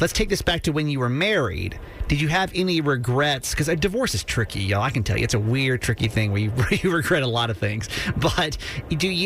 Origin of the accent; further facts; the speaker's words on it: the South, United States; I grew up in the South